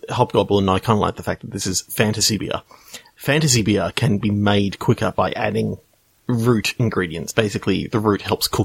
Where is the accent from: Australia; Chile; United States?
Australia; I'm Australian and I call it a route.